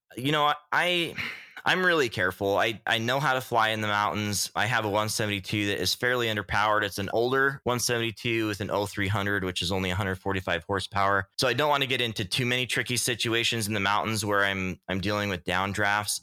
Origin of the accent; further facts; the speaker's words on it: Utah, United States; now in Homer, United States; I grew up in Utah